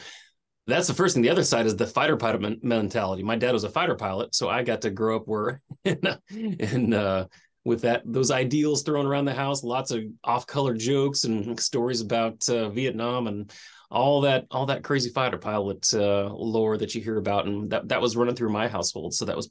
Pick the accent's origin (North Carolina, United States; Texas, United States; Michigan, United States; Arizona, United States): Arizona, United States; Tucson; also born or lived in Glendale, United States / Hawaii, United States / England / Virginia, United States; I did, yeah. Grew up an Air Force brat out in Tucson. I was born in Glendale, just outside of Phoenix, but we moved around a bit and got to hang out in Hawaii.